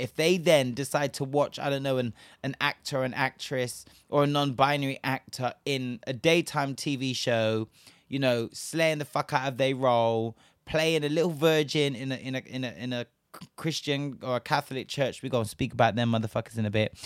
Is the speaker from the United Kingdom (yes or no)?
yes; Bristol, South West England, United Kingdom; my hometown is Bristol. For those of you that don't know, I am originally from Bristol